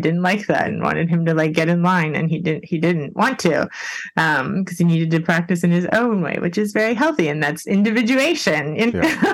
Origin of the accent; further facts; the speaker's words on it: Miami, Florida, United States; moved away; I'm from Miami originally